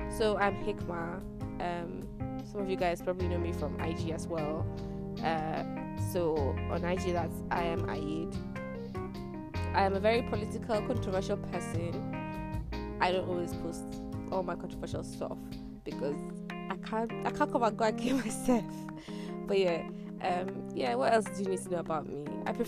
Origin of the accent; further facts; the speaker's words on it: Nigeria; Tired Nigerian Girl